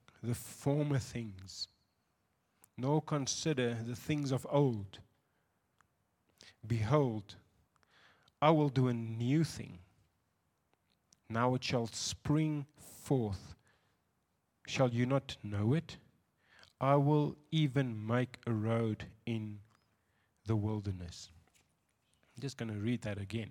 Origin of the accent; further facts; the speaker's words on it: Windhoek, Khomas, Namibia; I'm from Windhoek